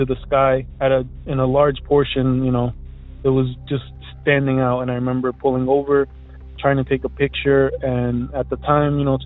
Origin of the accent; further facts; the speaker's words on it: Elizabeth, New Jersey, United States; I'm from Elizabeth, New Jersey